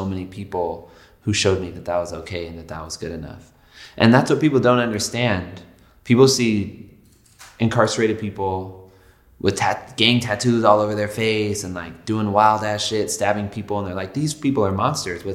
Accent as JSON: {"language": "English", "town": "Los Angeles", "region": "California", "country": "United States", "said": "I'm from the Valley in L.A."}